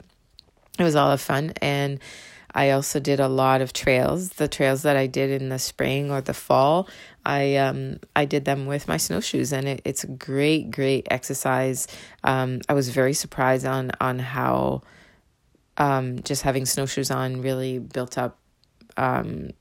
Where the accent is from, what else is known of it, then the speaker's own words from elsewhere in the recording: southern France, France; first language French; English is a second language; moved away as an adult; also born or lived in Windsor, Ontario, Canada; now in Canada; I was raised in the south of France